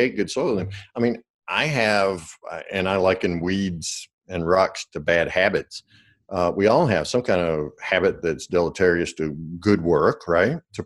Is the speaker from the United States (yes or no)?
yes; the South, United States; I'm from the South, so we say cussing out